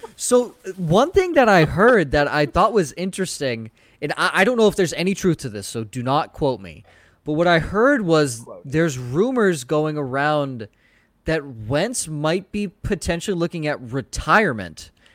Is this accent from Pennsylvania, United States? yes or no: no; Boston, Massachusetts, United States; I'm from Boston.